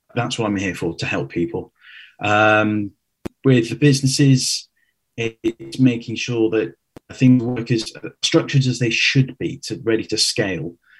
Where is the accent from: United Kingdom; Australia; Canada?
United Kingdom; Cheltenham, South West England; moved away as an adult; also born or lived in London; 2004, moved to London from where I grew up in Cheltenham.